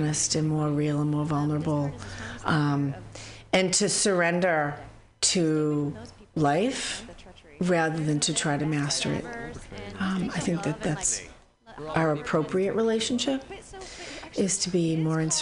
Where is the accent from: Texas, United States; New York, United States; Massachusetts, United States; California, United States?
Massachusetts, United States; Boston; now in San Francisco Bay Area, United States; I'm from Boston